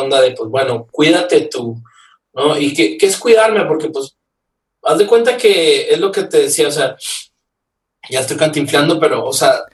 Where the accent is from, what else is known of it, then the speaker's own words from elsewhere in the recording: Nuevo Laredo, Tamaulipas, Mexico; now in Mexico City, Mexico; yo soy de Nuevo Laredo